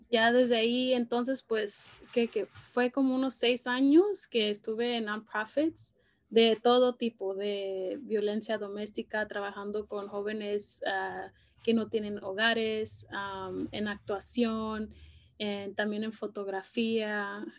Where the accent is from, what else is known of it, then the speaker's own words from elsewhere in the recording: Los Angeles, California, United States; crecí aquí en Los Ángeles, en la ciudad de Boyle Heights